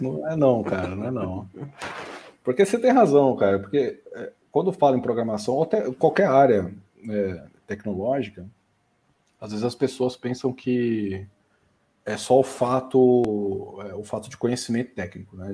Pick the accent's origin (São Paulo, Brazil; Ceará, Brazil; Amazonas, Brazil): São Paulo, Brazil; São Bernardo do Campo; moved away as an adult; also born or lived in Ribeirão Preto; Eu mudei com sete anos de idade para São Bernardo do Campo e fiquei até final da adolescência